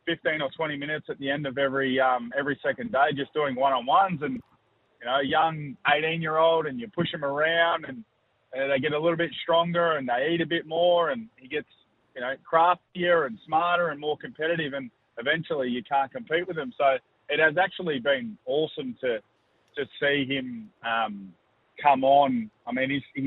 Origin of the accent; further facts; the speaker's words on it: Swan Hill, Victoria, Australia; moved away; I'm headed up to my hometown of Swan Hill